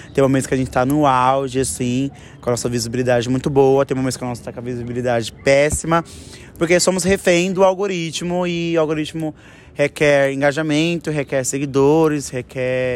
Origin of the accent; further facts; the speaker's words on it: São Paulo, Brazil; Todos nós somos do mesmo bairro, da Zona Oeste de São Paulo